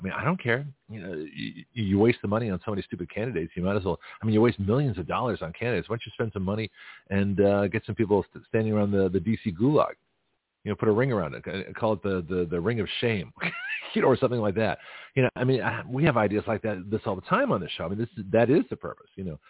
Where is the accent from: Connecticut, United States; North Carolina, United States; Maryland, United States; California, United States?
California, United States; San Francisco; now in Milton, United States; So here I am from San Francisco.